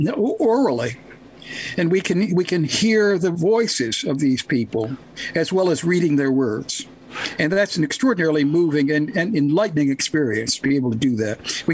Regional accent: Baltimore, Maryland, United States; growing up in Baltimore, I knew people who had stories of their own to tell.

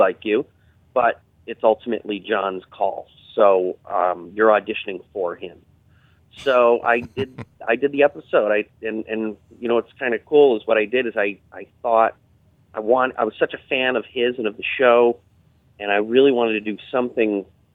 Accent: Berkshires, Massachusetts, United States; moved away; also born or lived in Manhattan, New York; my hometown

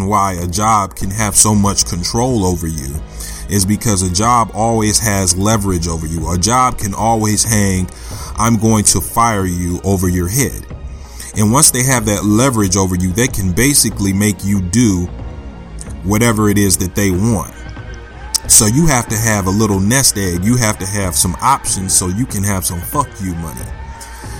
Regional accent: Flint, Michigan, United States; I grew up in Flint, Michigan

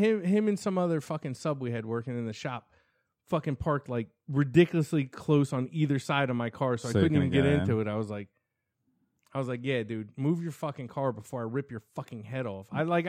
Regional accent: Ireland; I'm fucking Irish.

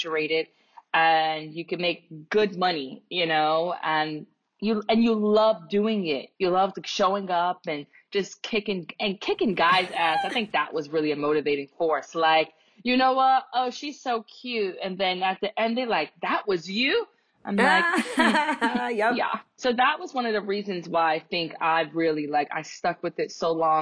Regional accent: New York City, New York, United States; I'm from the South Bronx

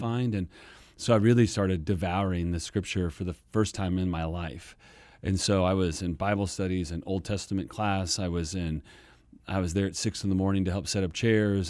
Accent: Kansas, United States; moved away as an adult; also born or lived in Texas; now in Phoenix, United States; Born and raised in Kansas

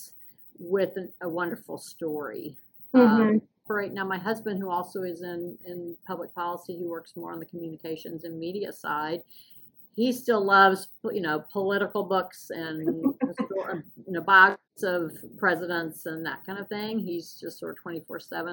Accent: the South, United States; moved away as an adult; now in Washington, United States; I was raised in the South

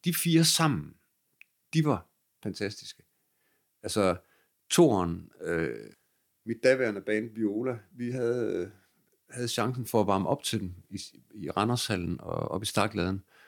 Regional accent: Aarhus, Central Denmark Region, Denmark; min hjemby

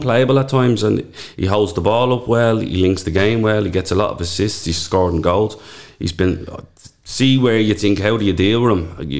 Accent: Dublin, Leinster, Ireland; I grew up in Talla, I was born in 83. There was nothing in Talla.

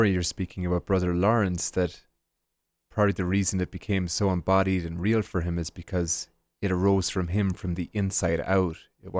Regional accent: Ireland; And when I was growing up in Ireland, we have the Angelus every day at 6 p.m. for 1 minute

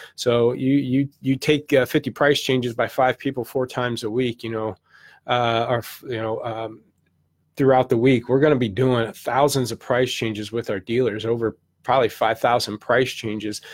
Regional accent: St. Louis, Missouri, United States; I'm from the Midwest, Saint Louis, did my car career in Saint Louis, eight years

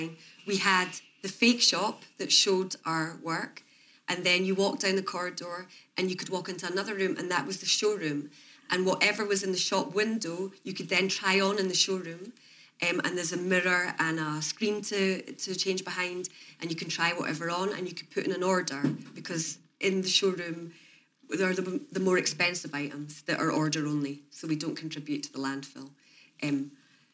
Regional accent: Edinburgh, Scotland, United Kingdom; I'm from Edinburgh

